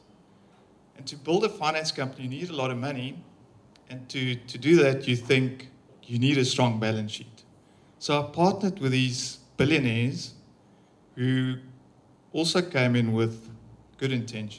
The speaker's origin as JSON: {"language": "English", "town": "Pretoria", "region": "Gauteng", "country": "South Africa", "said": "I'm from Pretoria"}